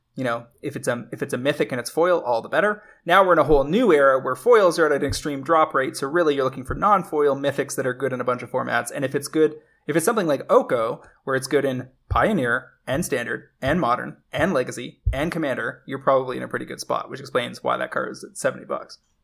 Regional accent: Canada; as a Canadian

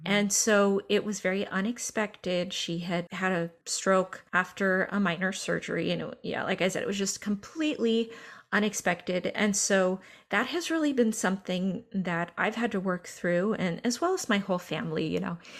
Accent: Northern California, United States; I'm from Northern California, I am not from Oklahoma

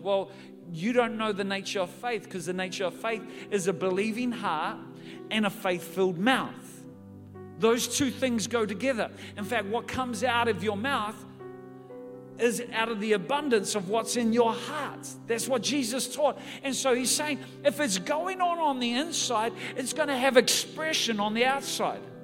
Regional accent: New Zealand; I'm from New Zealand.

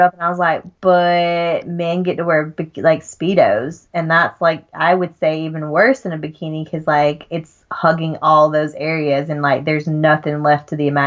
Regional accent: Georgia, United States; accent: Southern; moved away as an adult; also born or lived in Utah; now in Germany; I grew up in Georgia, so in like in the deep South

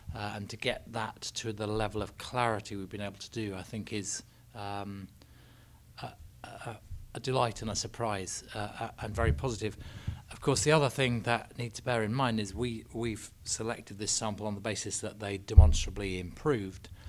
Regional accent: England, United Kingdom; I'm English.

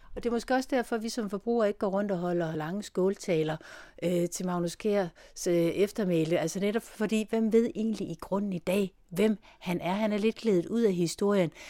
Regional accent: Denmark; som dansker

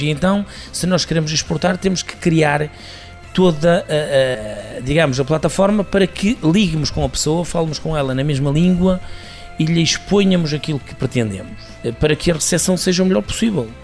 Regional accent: Portugal; Nós somos portugueses

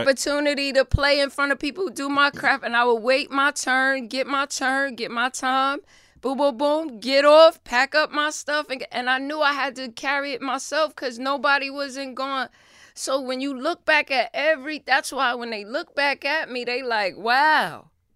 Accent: New York City, New York, United States; I lived in the Bronx, and I'm from the Bronx

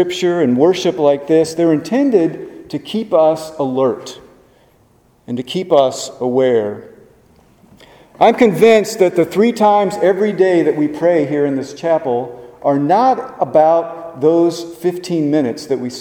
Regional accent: Webster Groves, Missouri, United States; moved away as an adult; now in Richmond, United States; Mark and I grew up in Webster Groves, which is just a few miles from Ferguson

